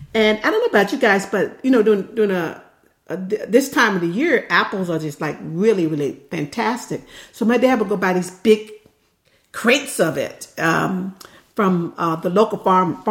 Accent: the South, United States; now in near Livermore, California, United States; we're from the South

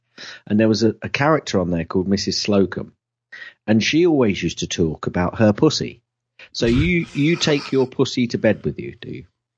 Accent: Kettering, East Midlands, United Kingdom; I'm from Kettering, mate.

